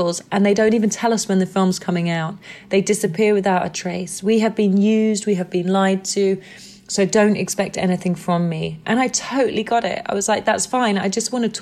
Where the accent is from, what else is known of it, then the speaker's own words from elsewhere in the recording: England, United Kingdom; I'm white and I'm from England